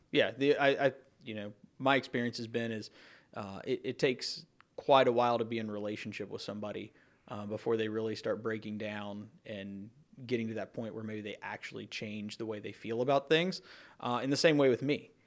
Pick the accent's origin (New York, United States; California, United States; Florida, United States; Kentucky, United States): Kentucky, United States; Campbell County; growing up in Campbell County, you know, most of my friends lived here when I was a kid growing up